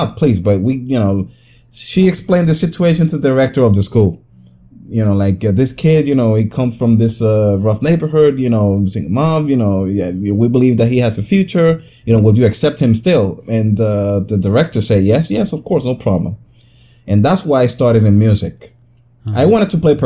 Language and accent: English; San Juan, Puerto Rico; now in Brooklyn, United States; I grew up in the in Rio Piedras, Puerto Rico, and here in the United States they call it the projects